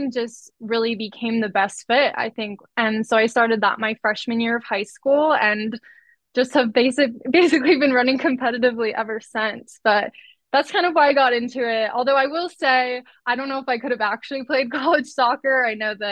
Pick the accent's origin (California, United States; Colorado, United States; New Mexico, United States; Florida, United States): Colorado, United States; I grew up in Colorado, big Mormon family